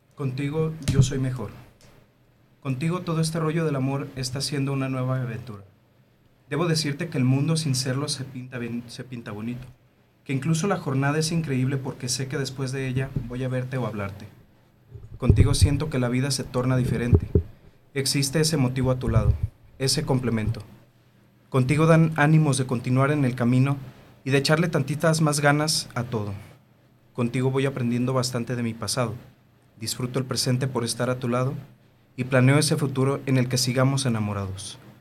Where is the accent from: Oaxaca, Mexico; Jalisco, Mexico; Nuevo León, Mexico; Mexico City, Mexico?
Jalisco, Mexico; Tonalá; siempre hemos vivido en donde mismo, en Tonalá, Jalisco. Somos orgullosamente tapatíos.